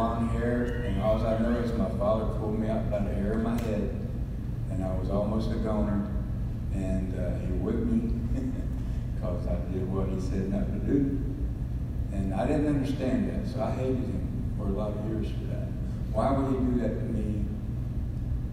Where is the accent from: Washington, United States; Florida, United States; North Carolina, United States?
Florida, United States; Tampa; I was born and raised here in Tampa, Florida, 59 years ago, 1959